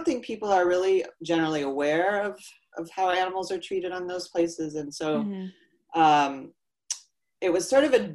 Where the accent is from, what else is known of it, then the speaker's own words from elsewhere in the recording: Iowa, United States; I was raised in Iowa and grew up with horses